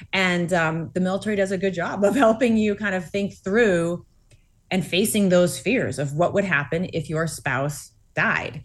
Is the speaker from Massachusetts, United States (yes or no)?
yes; Massachusetts, United States; born or raised there